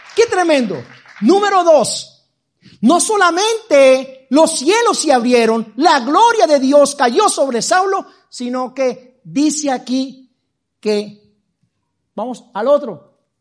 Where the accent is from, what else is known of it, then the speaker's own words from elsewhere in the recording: Medellín, Antioquia, Colombia; now in Madrid, Spain; Nací en Medellín